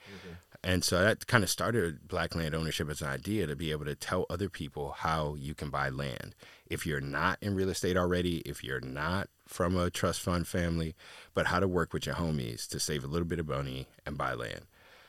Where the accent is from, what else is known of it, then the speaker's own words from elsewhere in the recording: East Coast, United States; I never thought about being out there. I'm from the East Coast.